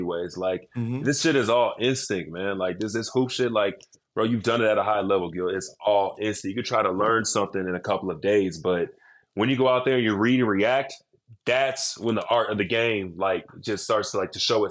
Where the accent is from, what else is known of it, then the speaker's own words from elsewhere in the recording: Dallas, Texas, United States; I grew up in Dallas